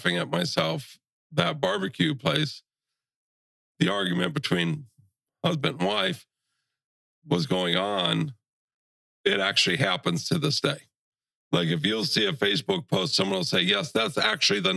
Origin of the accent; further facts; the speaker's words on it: Brunswick, Ohio, United States; now in Matlacha, United States; originally I am from Brunswick, Ohio, which is just south of Cleveland. Born and raised there, quiet little place